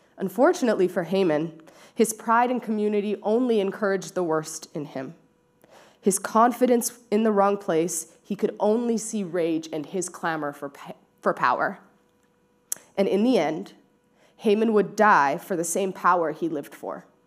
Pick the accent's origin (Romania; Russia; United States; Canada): Canada; Surrey, British Columbia; now in Vancouver, Canada; I grew up in Surrey. Uh, so really close to here, just down, down the highway